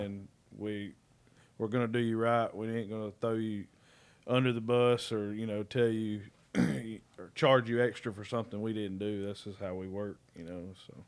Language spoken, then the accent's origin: English; Red Bay, Alabama, United States; moved away as an adult; also born or lived in Mississippi; now in Dublin, Georgia, United States; I'm from Red Bay, Alabama.